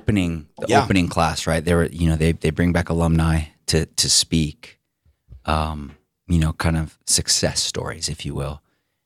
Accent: Seattle, Washington, United States; I'm not the hugest … fan, even though I'm from Seattle.

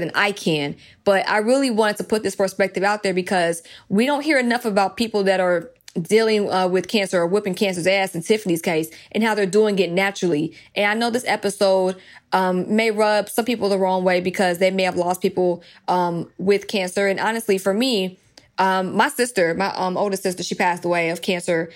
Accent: DeKalb County, Georgia, United States; I'm from DeKalb County. I'm from that area all over Stone Mountain, Lithonia, Decatur area. I either went to school or lived in any of those three cities

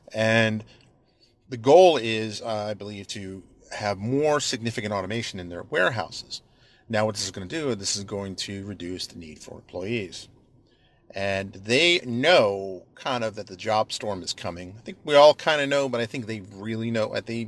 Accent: Bayonne, New Jersey, United States; also born or lived in New York City; I grew up in and around New York City and Bayonne, actually. Spent much of my formative years in Bayonne, New Jersey, which was essentially a resort kind of shore town, if you will.

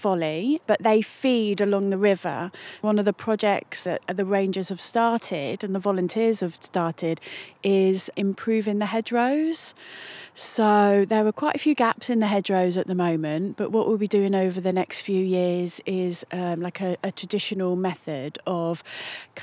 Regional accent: Batheaston, South West England, United Kingdom; I'm a local girl, I'm actually from Bath Easton

